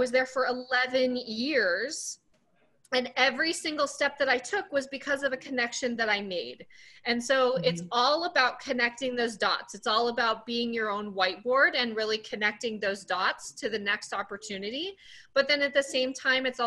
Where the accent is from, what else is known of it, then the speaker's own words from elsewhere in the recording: Sun Valley, Idaho, United States; now in Los Angeles, United States; I am originally from a really small town from Sun Valley, Idaho. I currently live in LA, but I'm from Sun Valley, Idaho